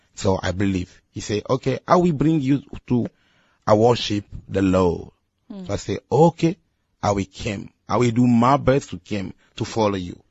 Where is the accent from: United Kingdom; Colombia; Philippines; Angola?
Angola; English is a second language; also born or lived in Democratic Republic of the Congo; now in Guangzhou, China; born in Congo Democratic, okay. and I grew up in Angola.